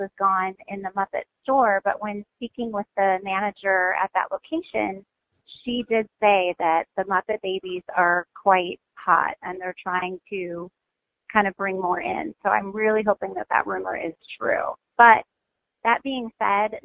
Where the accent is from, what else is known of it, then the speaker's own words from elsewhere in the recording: Midwest, United States; moved away as an adult; also born or lived in Hawaii; I'm originally from the Midwest